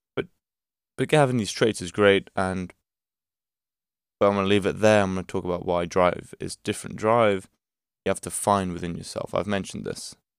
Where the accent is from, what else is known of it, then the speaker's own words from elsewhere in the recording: Portugal; I'm from Portugal